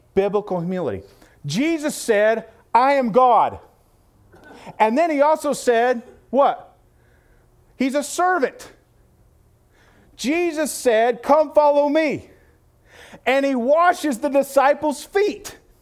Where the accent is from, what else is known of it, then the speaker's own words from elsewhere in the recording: Illinois, United States; I'm from Illinois.